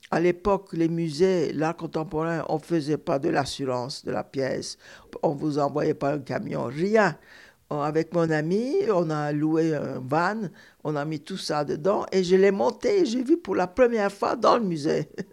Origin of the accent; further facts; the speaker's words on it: Istanbul, Turkey; moved away as an adult; also born or lived in Cairo, Egypt; now in Paris, France; Je suis partie d'Istanbul en 1965 à l'âge de 27 ans pour venir m'installer à Paris.